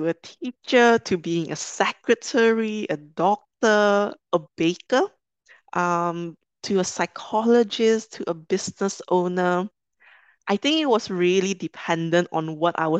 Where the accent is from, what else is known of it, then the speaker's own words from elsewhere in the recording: Kuala Lumpur, Malaysia; moved away as an adult; also born or lived in London; I'm originally from Malaysia, from Kuala Lumpur